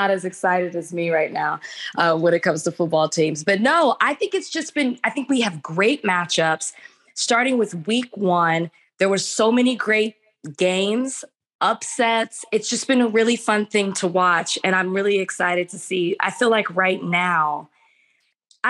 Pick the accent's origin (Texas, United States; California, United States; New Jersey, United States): Texas, United States; Dallas; moved away as an adult; now in Los Angeles, United States; I am from Dallas